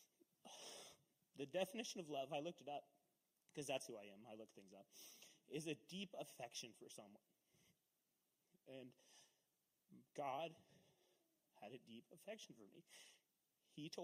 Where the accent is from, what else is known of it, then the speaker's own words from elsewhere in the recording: Castle Rock, United States; I grew up in Castle Rock, so we were like 6 miles out of town